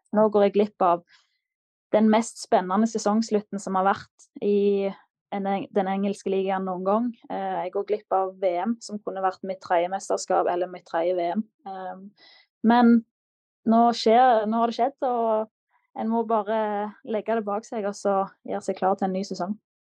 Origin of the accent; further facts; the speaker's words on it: Klepp, Rogaland, Norway; moved away as an adult; now in Manchester, United Kingdom; Og da følte jeg meg klar til å forlate redet hjemme på Klepp